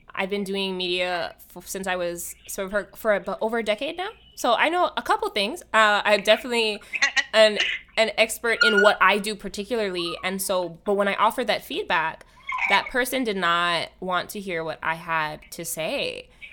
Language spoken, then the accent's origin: English; Hawaii, United States; born or raised there; now in Los Angeles, United States